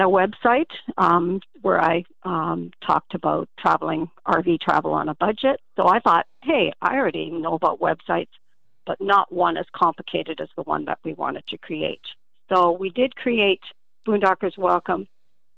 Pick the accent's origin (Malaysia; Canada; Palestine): Canada; Ontario; we're from Canada, but in the Southwestern states